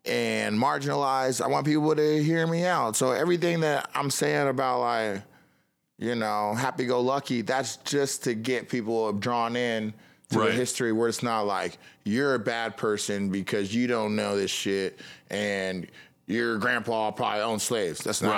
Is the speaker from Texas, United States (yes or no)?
no; Kokomo, Indiana, United States; Yeah, I'm from Kokomo. I'm like, yeah, Elwood Haynes.